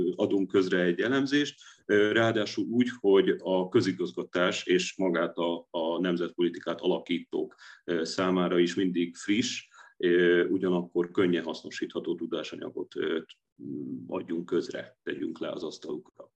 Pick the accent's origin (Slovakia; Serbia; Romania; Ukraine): Slovakia; Dunajská Streda, Trnava Region; moved away as an adult; now in Budapest, Hungary; én 1999-ben érettségiztem Dunaszerdehelyi gimiben, és én utána jöttem át előbb jogot, majd politológiát tanulni Budapestre